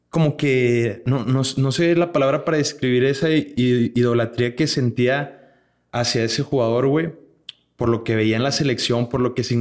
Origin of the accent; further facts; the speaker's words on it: Monterrey, Nuevo León, Mexico; somos de Monterrey, güey.